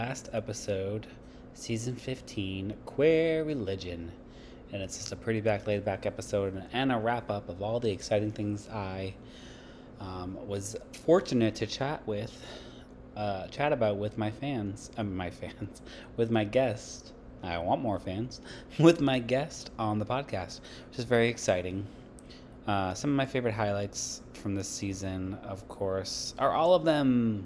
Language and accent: English; Massachusetts, United States; where I grew up in Massachusetts